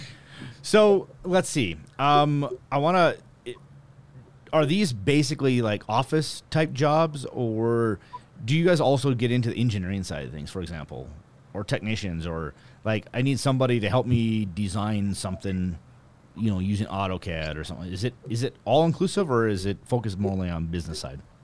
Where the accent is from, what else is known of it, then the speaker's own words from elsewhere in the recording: North Dakota, United States; I'm actually from North Dakota